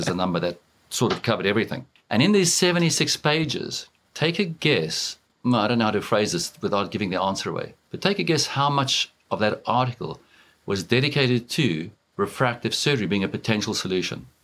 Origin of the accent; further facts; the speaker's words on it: South Africa; moved away as an adult; now in Dublin, Ireland; I grew up in South Africa.